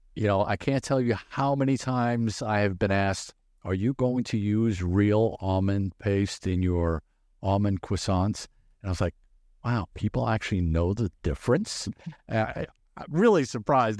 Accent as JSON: {"language": "English", "region": "New York", "country": "United States", "tie": "born or raised there", "also_born_or_lived": "Brazil", "moved": "yes", "lives_now": "Omaha, United States", "said": "I was born in Brazil, raised in in New York"}